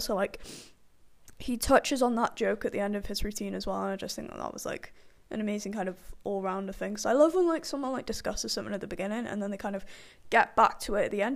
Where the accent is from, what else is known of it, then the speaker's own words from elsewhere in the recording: United Kingdom; I am British